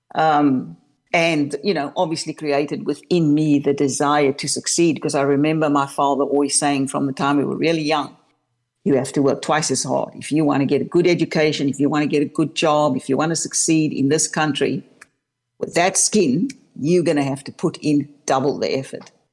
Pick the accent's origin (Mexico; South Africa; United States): South Africa; Cape Town, Western Cape; now in Melbourne, Australia; I was born and raised in Cape Town, South Africa